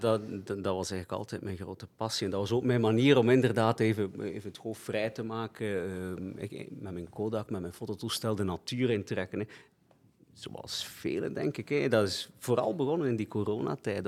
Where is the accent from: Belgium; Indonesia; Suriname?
Belgium; Flanders; Ik ben ook in het katholieke Vlaanderen opgegroeid, school gelopen, platteland.